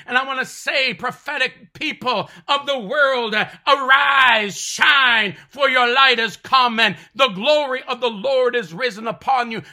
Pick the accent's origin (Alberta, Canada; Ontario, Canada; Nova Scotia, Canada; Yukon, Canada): Ontario, Canada; Mohawk territory; I'm from Canada, Ontario, born and raised on the Tallulah Mohawk territory